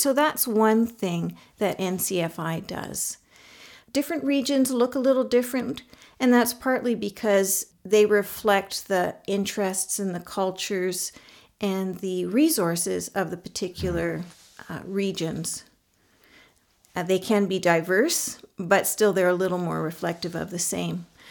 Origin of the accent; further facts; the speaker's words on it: Canada; now in Mongolia; I'm a Canadian nurse, and I actually happen to also be currently living in Mongolia